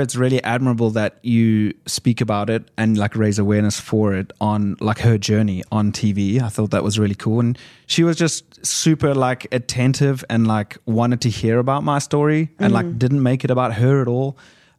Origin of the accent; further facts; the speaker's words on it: South Africa; also born or lived in London, England; I was raised in South Africa, but then I lived in England for 7 more years recently.